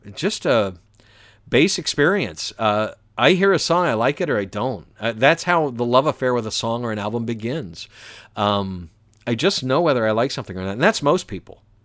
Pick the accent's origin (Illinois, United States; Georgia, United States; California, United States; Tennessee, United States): Georgia, United States; Atlanta; also born or lived in Valdosta, Georgia; I grew up in the suburbs of Atlanta